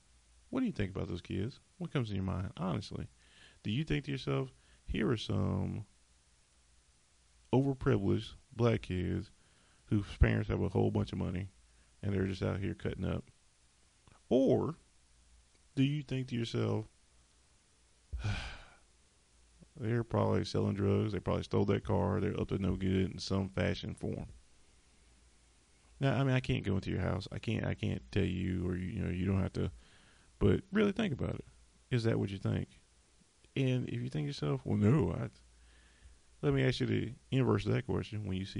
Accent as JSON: {"language": "English", "region": "the South", "country": "United States", "said": "I'm from the South, and we always have to talk about, and I'm off script again, Confederate monuments and stuff"}